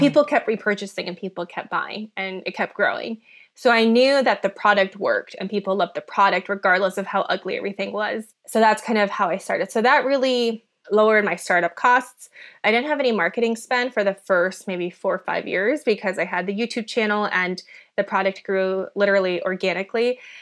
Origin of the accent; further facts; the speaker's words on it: Minnesota, United States; English is a second language; I grew up in Minnesota